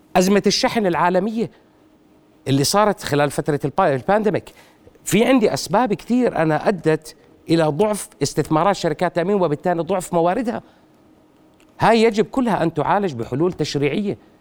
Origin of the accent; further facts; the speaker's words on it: Jordan; عندنا بالاردن 23 شركه تامين